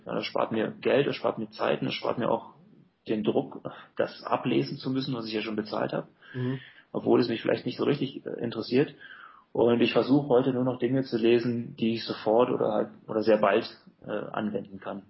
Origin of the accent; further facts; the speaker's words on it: Germany; Ich finde es ein sehr lebenswertes Land. Und vor allem ist es halt meine Heimat